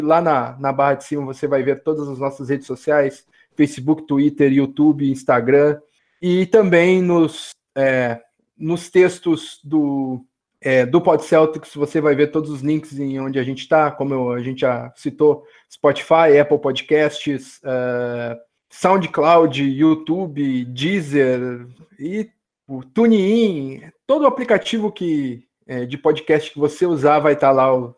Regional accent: Porto Alegre, Rio Grande do Sul, Brazil; Eu sou de Porto Alegre

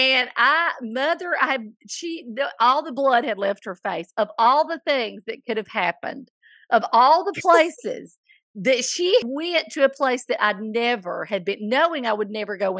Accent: Coleman, the South, United States; my hometown of Coleman

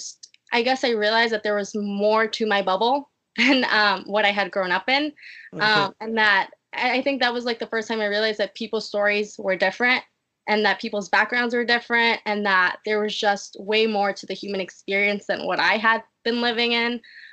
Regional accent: New York, United States; born there; I was born in Harlem, like you said.

